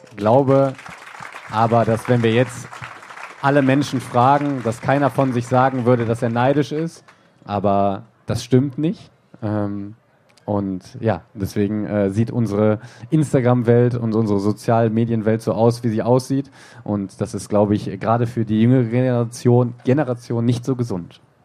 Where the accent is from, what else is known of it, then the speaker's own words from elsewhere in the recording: Germany; hier im Westen, bin ein Kind des Westens